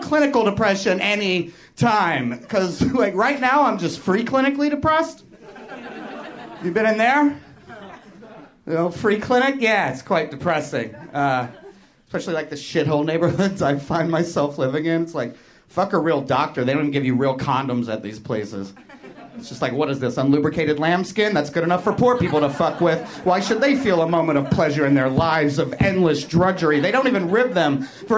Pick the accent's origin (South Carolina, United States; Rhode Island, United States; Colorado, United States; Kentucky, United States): Kentucky, United States; moved away; also born or lived in Chicago; I came here from Chicago, but I'm originally from Kentucky.